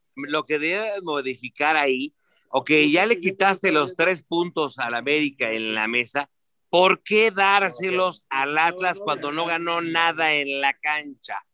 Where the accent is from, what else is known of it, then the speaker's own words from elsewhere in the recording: Mexico; yo nací en la Unidad de Independencia, en Silana